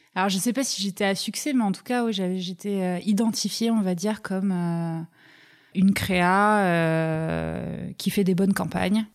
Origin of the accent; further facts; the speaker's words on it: Toulouse, Occitania, France; moved away as an adult; also born or lived in Pyrenees; je vais vivre avec ma mère à Toulouse jusqu'à mes 18 ans